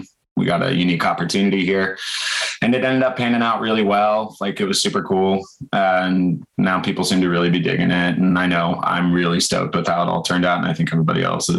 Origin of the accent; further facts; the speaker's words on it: Troutdale, Oregon, United States; also born or lived in Portland, Oregon; Yeah, I grew up, I spent a lot of time when I was a kid out in Troutdale area, little suburbs outside of the city. And then when it was like eighth grade, I think I moved into the city